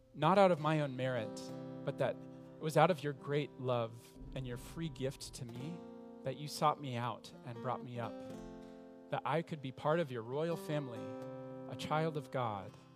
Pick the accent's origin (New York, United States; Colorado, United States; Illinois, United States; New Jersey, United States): Colorado, United States; Denver; moved away as an adult; now in Montreal, Canada; I was in Denver, Colorado, where I was born, in the same middle class home